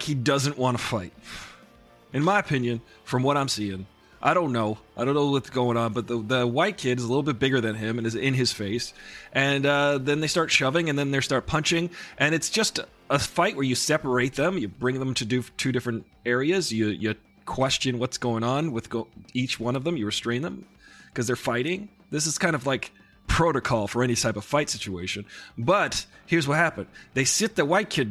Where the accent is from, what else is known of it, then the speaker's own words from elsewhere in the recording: New York, United States; I'm from New York